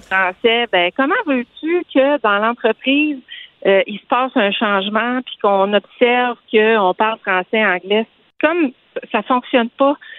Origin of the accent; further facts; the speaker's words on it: Saguenay, Quebec, Canada; now in Quebec City, Canada; je suis originaire du Saguenay